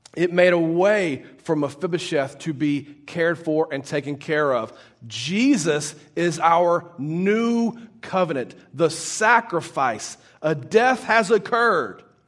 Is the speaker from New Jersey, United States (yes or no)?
no; Baton Rouge, Louisiana, United States; moved away; I'm originally from Baton Rouge, Louisiana